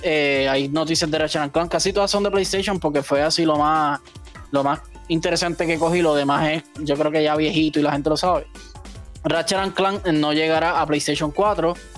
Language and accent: Spanish; Puerto Rico; nosotros somos territorio de los Estados Unidos